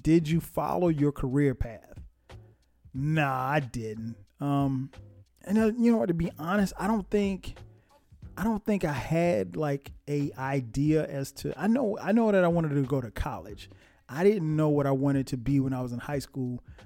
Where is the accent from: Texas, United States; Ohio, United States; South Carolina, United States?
South Carolina, United States; Florence; my hometown, Florence, South Carolina